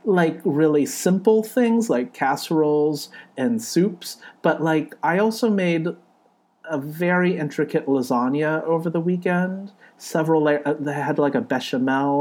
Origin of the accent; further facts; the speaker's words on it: California, United States; moved away as an adult; now in New York, United States; I was born in California. My parents were born in Hong Kong and China. Age, I'm in my early 40s. I'm from California, but I live in New York